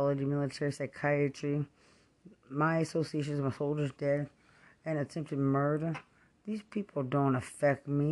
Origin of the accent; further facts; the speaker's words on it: Lubbock, Texas, United States; I'm from Lubbock